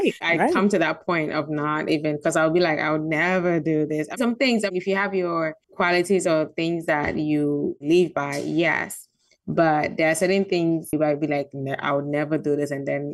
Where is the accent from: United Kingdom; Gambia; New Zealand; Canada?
Gambia; also born or lived in Ghana; I'm from Ghana, but I grew up in Gambia